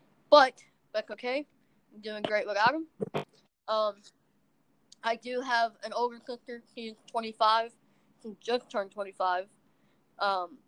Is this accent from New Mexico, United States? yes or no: no; Gainesville, Florida, United States; accent: Southern; now in Chattanooga, United States; so I was born in Gainesville, Florida, in '96. So yes, I am old. I am 23.